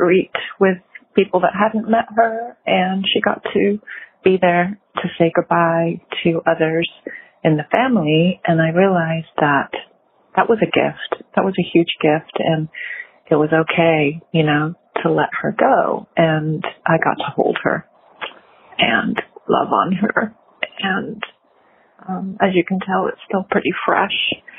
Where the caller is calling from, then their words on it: California, United States; I'm calling from California